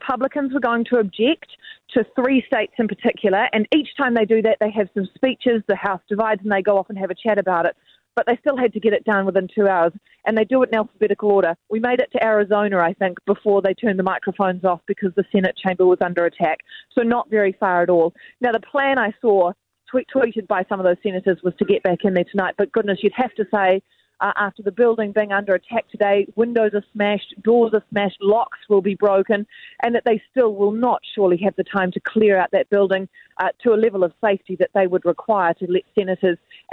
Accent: New Zealand; as a New Zealander

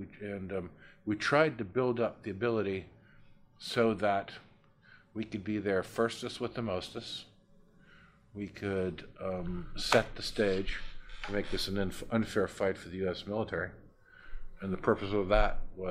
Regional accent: United States; I'm an American

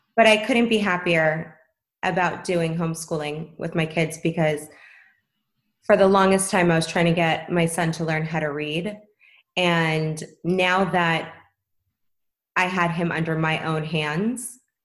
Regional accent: Los Angeles, California, United States; I was actually born and raised in Tarzana

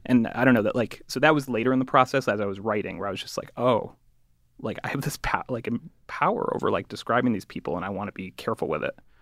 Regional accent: Connecticut, United States; I'm from Connecticut, I went to the Ivy League

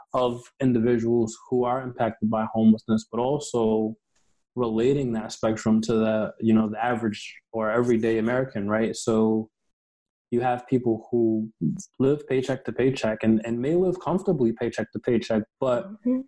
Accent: Mount Vernon, New York, United States; I grew up in New York

